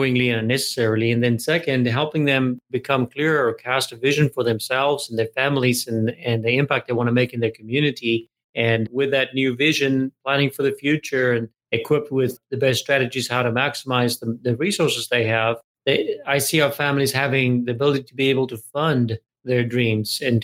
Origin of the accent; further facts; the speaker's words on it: South Africa; moved away as an adult; now in United States; I'm originally South African, and I came to America when I was 23 years old